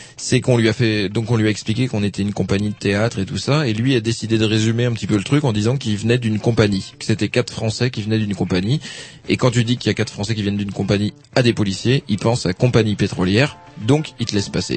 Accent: Brittany, France; je suis breton, je suis originaire de Bretagne

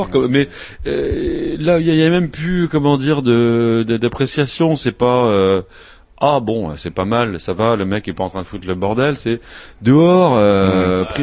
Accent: Grand Est, France; le délit de blasphème existe chez moi en Alsace-Moselle, figurez-vous

